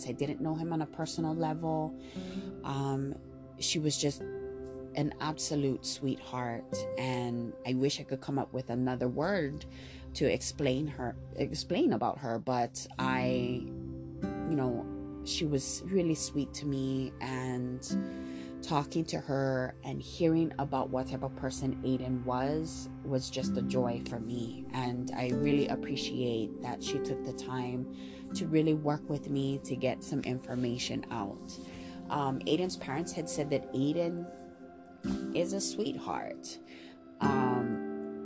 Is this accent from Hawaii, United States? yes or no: yes; Maui, Hawaii, United States; I'm born and raised on Maui, and I am a true and true Hawaii local girl